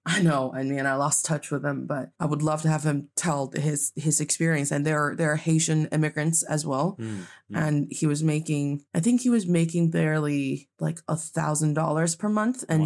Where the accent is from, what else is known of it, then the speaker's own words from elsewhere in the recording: Changchun, Jilin, China; now in Beijing, China; my hometown